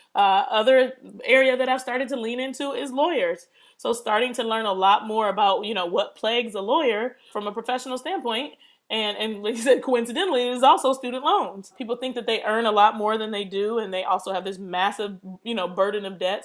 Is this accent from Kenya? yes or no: no; Detroit, Michigan, United States; also born or lived in Pittsburgh; I was born in Detroit, and I was raised between Detroit and Pittsburgh because my parents split up when I was three